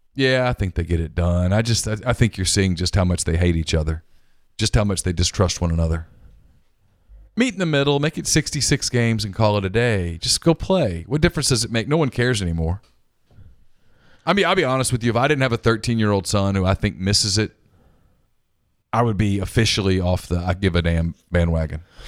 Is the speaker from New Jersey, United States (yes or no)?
no; Ruston, Louisiana, United States; moved away as an adult; now in Mississippi, United States; I grew up in Ruston, five minutes from Grambling